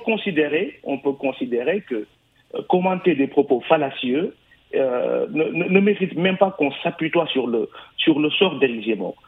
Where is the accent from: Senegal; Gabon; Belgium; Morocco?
Senegal; now in France; Nous, Sénégalais de France, et PASTEF en particulier